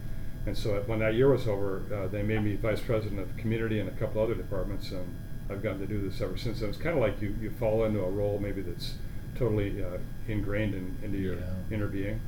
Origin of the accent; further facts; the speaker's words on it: Seattle, Washington, United States; also born or lived in Pullman, Washington; I grew up in North Seattle. My last year of high school, I was back east in the D.C. area. Then I came back out here to go to Washington State.